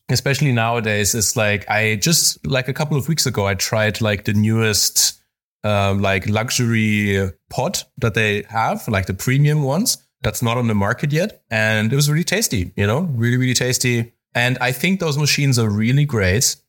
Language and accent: English; Spain; I grew up in Spain, so I grew up a, around coffee also